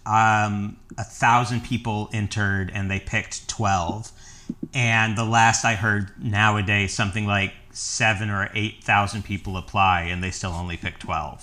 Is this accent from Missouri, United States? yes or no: yes; the Ozarks, Missouri, United States; moved away as an adult; also born or lived in New York City; now in Los Angeles, United States; I'm originally from the Ozarks, and, and I, I went to the University of Missouri